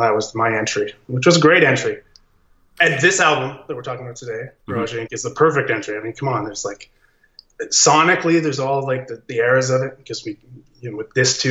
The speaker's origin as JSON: {"language": "English", "country": "Australia", "said": "I'm an Aussie cat"}